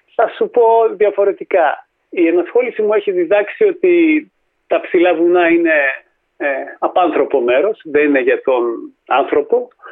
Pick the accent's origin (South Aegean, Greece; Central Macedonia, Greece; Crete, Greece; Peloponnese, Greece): Central Macedonia, Greece; Thessaloniki; γεννήθηκα και μεγάλο στη Θεσσαλονίκη